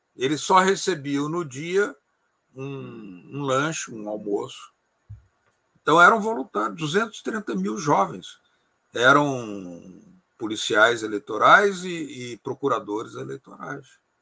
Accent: Brazil; do Brasil

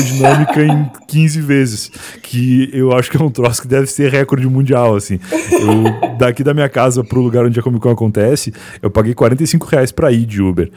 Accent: town next to Pelotas, Rio Grande do Sul, Brazil; now in São Paulo, Brazil; do lado da cidade onde eu nasci

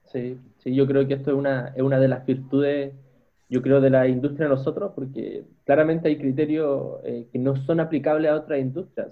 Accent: Chile; a nosotros como chilenos nos están afectando

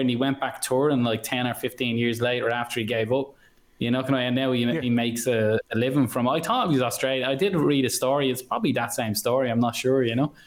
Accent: Ireland; moved away; I'm from mm. Ireland

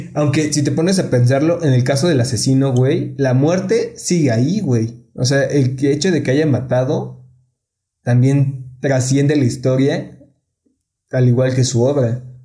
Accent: Mexico; aquí en México

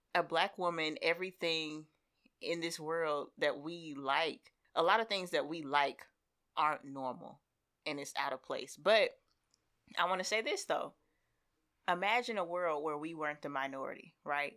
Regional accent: Seattle, Washington, United States; I am from the West Coast and everybody makes the jokes about me being from Seattle

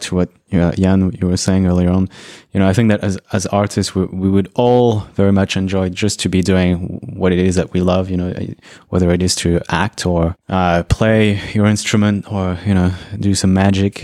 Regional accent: Brazil; I was born in Brazil

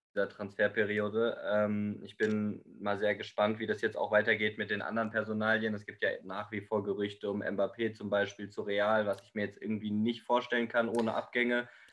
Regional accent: Germany; bei uns in Deutschland

